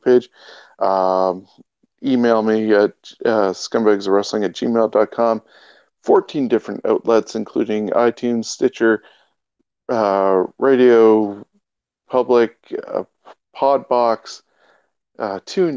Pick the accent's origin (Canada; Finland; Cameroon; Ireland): Canada; we are Canadian